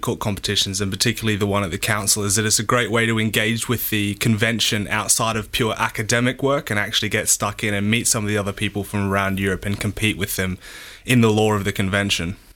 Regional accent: Australia; now in Birmingham, United Kingdom; I'm from Australia originally

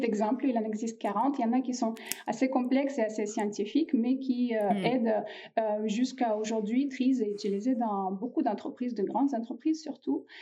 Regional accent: Russia; now in France; La Russie, c'est mon pays d'origine. Et là, je suis née en Russie.

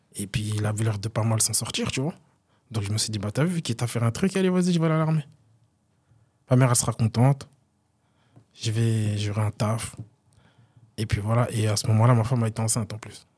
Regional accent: Vandœuvre-lès-Nancy, Grand Est, France; j'ai grandi à Dev

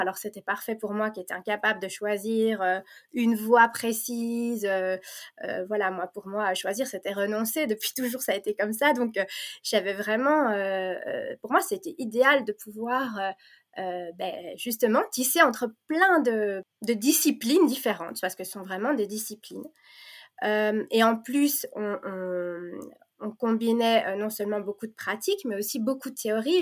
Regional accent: Belgium; first language French; also born or lived in Provence, France; now in Flanders, Belgium; moi j'ai grandi en Belgique, mais je suis née euh, en Provence

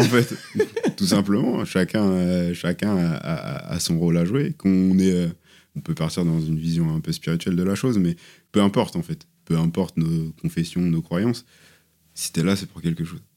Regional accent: southern Sarthe, Pays de la Loire, France; also born or lived in Le Mans; moi je suis né au Mans, j'ai grandi dans le sud Sarthe

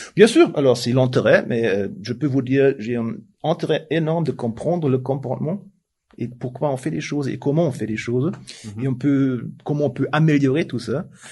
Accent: Germany; French is a second language; now in Switzerland; je suis suisse maintenant, mais je suis tellement allemand

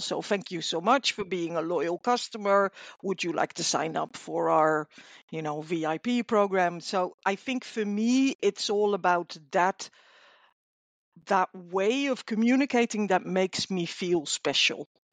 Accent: Netherlands; I'm from the Netherlands

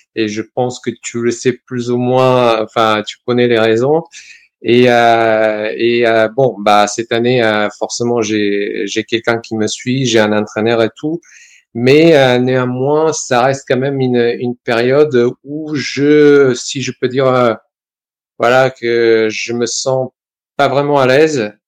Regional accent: Serbia; also born or lived in Valence, France; now in France; Donc, je suis né en Serbie, je suis venu en France

